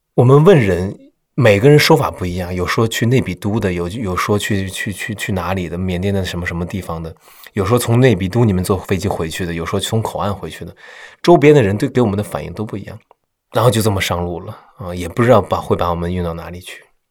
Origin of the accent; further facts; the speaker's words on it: Beijing, China; 我说我是北京的